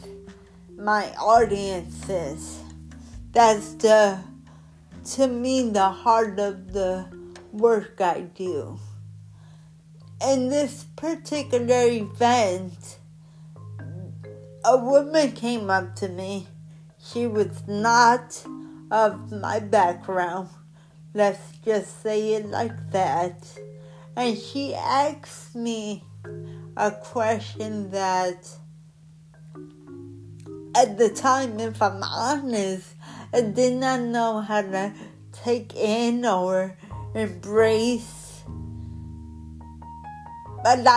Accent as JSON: {"language": "English", "town": "Newark", "region": "New Jersey", "country": "United States", "tie": "born or raised there", "said": "I grew up in Newark."}